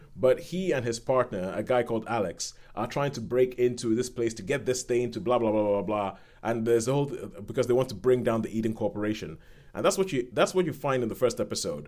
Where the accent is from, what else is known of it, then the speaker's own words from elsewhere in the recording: Nigeria; moved away; some of my friends who I grew up with in Nigeria